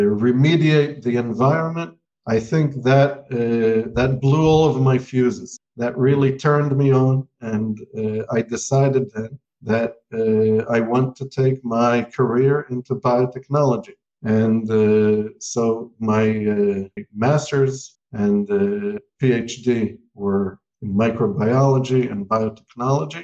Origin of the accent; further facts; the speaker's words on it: Israel; also born or lived in United States; I was born in the United States, but I grew up in Israel since the age of 6